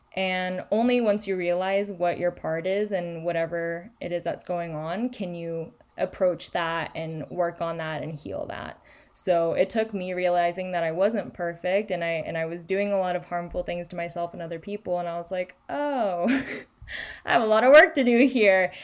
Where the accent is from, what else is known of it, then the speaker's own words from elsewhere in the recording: Chile; moved away; I grew up in Chile